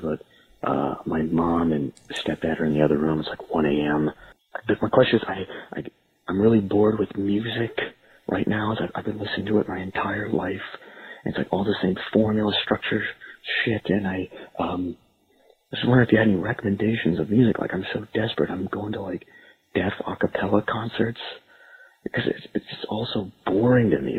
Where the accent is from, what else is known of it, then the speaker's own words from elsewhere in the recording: Phoenix, Arizona, United States; I'm from Phoenix, Arizona